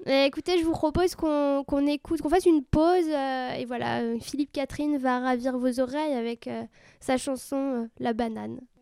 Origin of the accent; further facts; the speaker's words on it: France; en tant que française